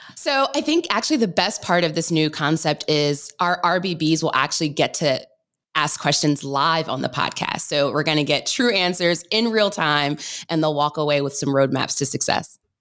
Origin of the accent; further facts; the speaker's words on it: Maryland, United States; I grew up in Maryland